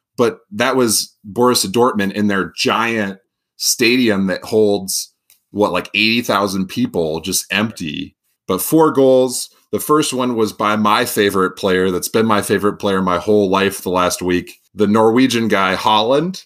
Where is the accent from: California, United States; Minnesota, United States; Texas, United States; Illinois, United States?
Minnesota, United States; Farmington; growing up or going to high school in Farmington, Minnesota